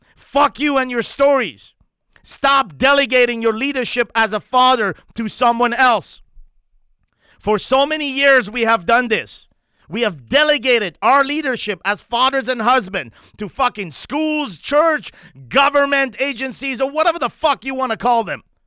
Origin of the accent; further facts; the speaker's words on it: Montreal, Quebec, Canada; moved away; my hometown, Montreal, Canada